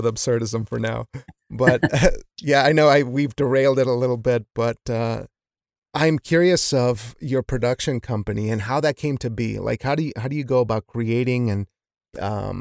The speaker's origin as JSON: {"language": "English", "region": "Wyoming", "country": "United States", "tie": "born or raised there", "said": "growing up in Wyoming"}